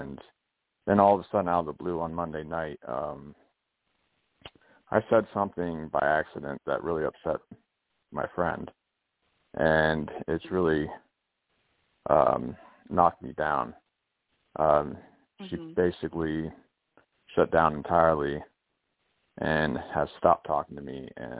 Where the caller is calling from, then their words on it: Pennsylvania, United States; I'm in Pennsylvania.